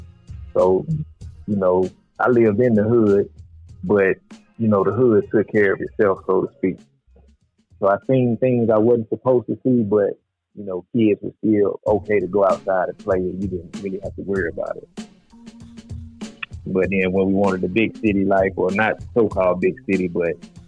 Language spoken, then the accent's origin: English; Alabama, United States; now in Texas, United States; I'm originally from Alabama.